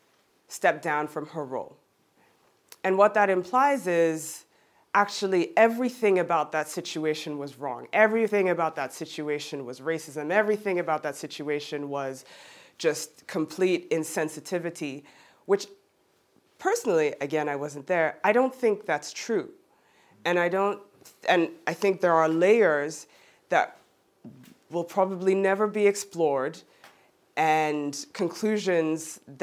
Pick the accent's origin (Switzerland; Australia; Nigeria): Switzerland; Geneva; born there; as I mentioned, I was born in Geneva, I look like I do, but I kind of sound like I'm from the US.